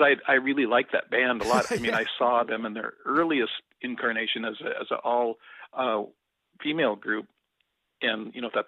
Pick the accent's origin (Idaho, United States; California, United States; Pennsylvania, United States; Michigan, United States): California, United States; Ukiah; moved away as an adult; also born or lived in Oregon / Vancouver, Canada; now in New Westminster, Canada; my hometown of Ukiah, California